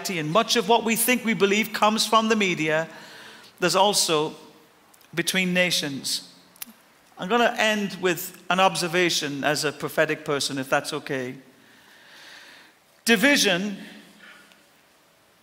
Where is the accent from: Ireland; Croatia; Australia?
Ireland; I'm Irish and I'll die Irish